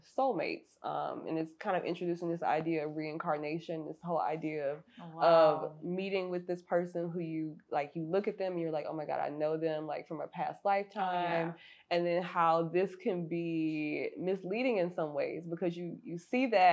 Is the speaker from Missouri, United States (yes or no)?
yes; St. Louis, Missouri, United States; moved away as an adult; now in Los Angeles, United States; I went back to my hometown of St. Louis